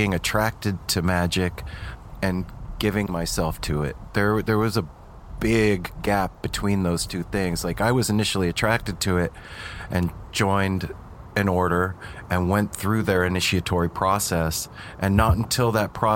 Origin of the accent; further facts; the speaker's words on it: Las Vegas, Nevada, United States; moved away; also born or lived in Los Angeles; we grew up in Las Vegas